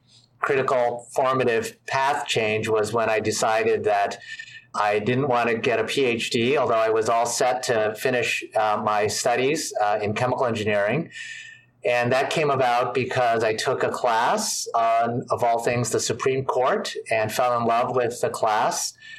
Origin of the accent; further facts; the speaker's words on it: suburban Washington, D.C., Maryland, United States; also born or lived in New York City, United States / California, United States; I was born in New York City when my parents were in graduate school. We moved to California for them to finish graduate school. And then I grew up in suburban Washington, D.C., so in Maryland